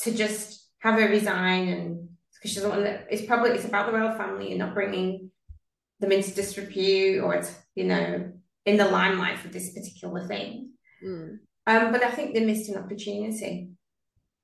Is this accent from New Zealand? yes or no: no; United Kingdom; now in Sydney, Australia; Actually, I'm from the UK. I was born there.